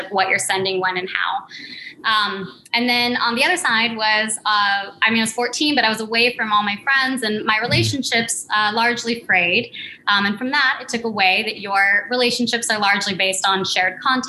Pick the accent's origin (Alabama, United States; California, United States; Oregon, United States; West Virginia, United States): California, United States; Santa Cruz; moved away; also born or lived in New York; I grew up in California in Santa Cruz in a recording studio in the Redwoods.